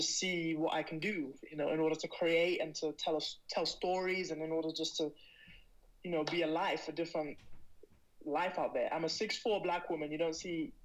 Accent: United Kingdom; also born or lived in Barnet, London; now in Spain; I'm a British athlete

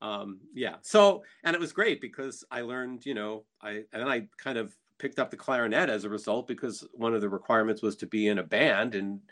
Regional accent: New Jersey, United States; growing up in New Jersey

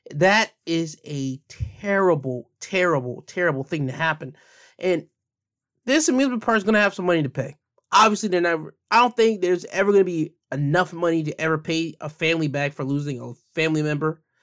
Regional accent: United States; me being an American citizen

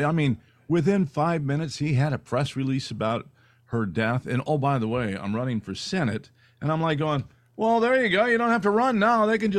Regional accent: California, United States; We grew up in California

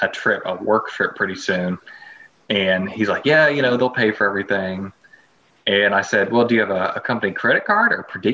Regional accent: Southeast, United States; I'm from the Southeast

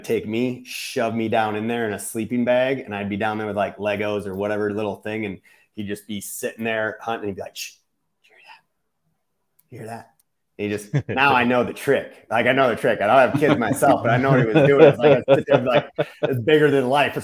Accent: Exeland, Wisconsin, United States; now in Missouri, United States; It was Exland, Wisconsin, to be exact

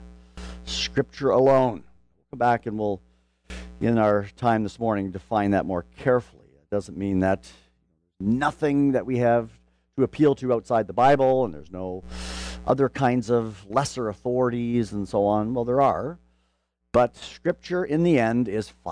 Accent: Canada; now in Louisville, United States; I come from Canada

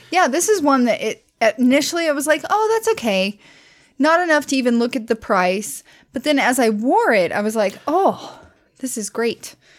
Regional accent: Southwest Missouri, United States; I grew up in Southwest Missouri, which is near Silver Dollar City

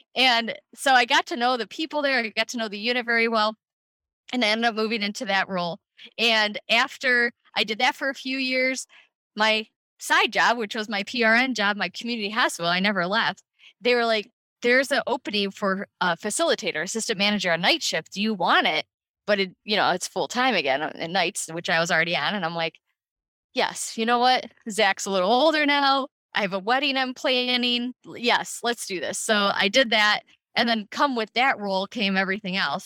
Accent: Cleveland, Ohio, United States; I'm from Cleveland, Ohio.

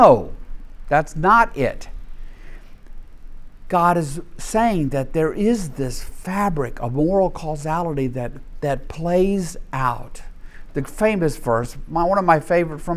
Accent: Deep South, United States; I grew up in the Deep South

